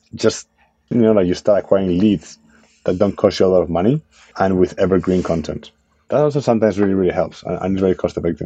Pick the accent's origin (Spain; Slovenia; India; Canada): Spain; moved away as an adult; now in United States; I'm from Spain, right? So like I'm, I'm an immigrant founder in, in the US